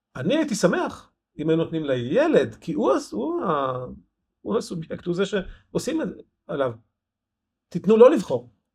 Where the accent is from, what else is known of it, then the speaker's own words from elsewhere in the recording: Ein Harod, Northern District, Israel; moved away; also born or lived in Rosh Pinna; נולדתי בן חרודן